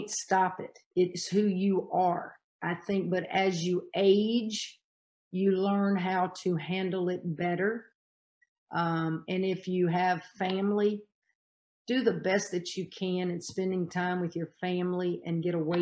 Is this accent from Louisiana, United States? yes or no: yes; Louisiana, United States; I'm from Louisiana.